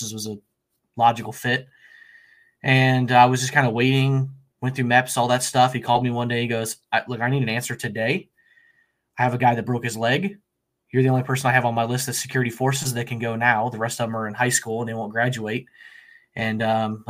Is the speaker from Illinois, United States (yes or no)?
yes; Central Illinois, United States; I'm from Central Illinois, born and raised here